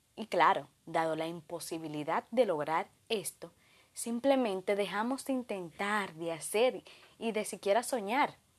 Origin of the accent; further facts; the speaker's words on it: Dominican Republic; de República Dominicana